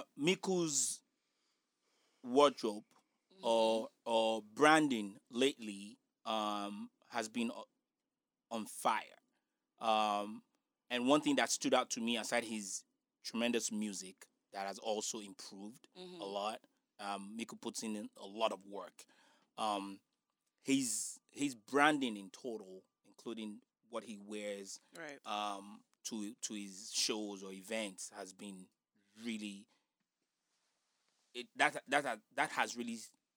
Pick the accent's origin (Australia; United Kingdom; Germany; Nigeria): Nigeria; accent: Nigerian; now in United States; my Nigerian accent.